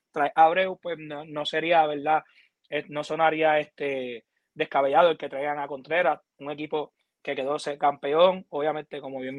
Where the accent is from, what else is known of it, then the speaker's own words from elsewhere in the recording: Puerto Rico; como boricua a, uno, a nosotros también nos duele